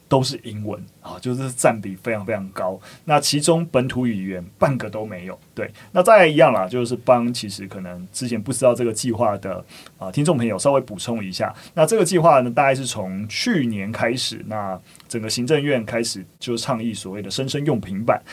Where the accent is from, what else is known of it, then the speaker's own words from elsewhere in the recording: Taiwan; 我们自己台湾应该是有一些少学部分是每周一节课